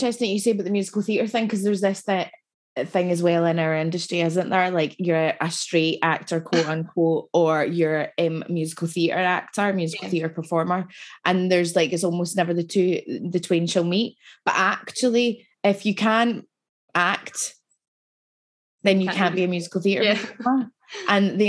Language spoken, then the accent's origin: English; Scotland, United Kingdom; It's not cringy. Again, that's being Scottish and being working class, yeah.